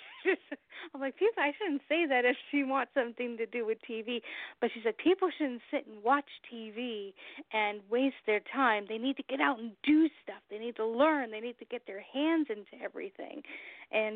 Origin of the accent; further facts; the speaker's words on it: Long Beach, California, United States; moved away as an adult; now in New Hampshire, United States; I'm originally from Long Beach, California, the whole other side of the country